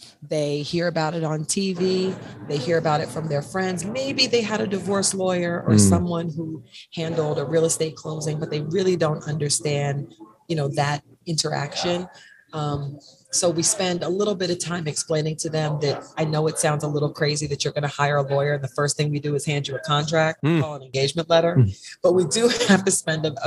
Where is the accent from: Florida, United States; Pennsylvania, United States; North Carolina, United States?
North Carolina, United States; now in New Jersey, United States; I live in the great state of New Jersey, but I am from North Carolina. I'm Southern.